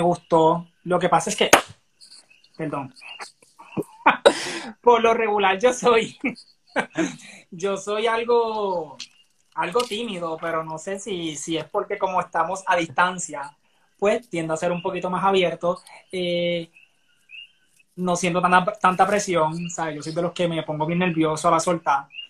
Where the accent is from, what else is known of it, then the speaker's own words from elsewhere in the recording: Barranquitas, Puerto Rico; soy de Barranquitas, del pueblo del centro de la isla